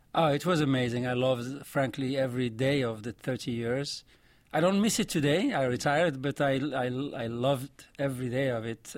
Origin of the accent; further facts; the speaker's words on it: Morocco; accent: vaguely French; first language Arabic and French; English is a second language; moved away as an adult; also born or lived in Belgium; now in United States; I grew up in Morocco. uh, speaking, uh, Arabic and French. Those are my two mother tongues